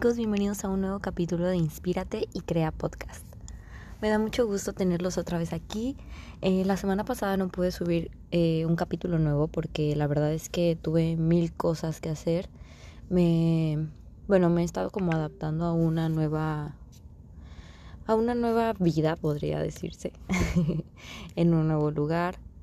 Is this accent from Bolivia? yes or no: no; Mexico; moved away as an adult; now in United States; pues yo nací aquí en Estados Unidos, pero en sí mi tierra es México, obviamente, por mis papás, por todo, porque he vivido toda mi vida allá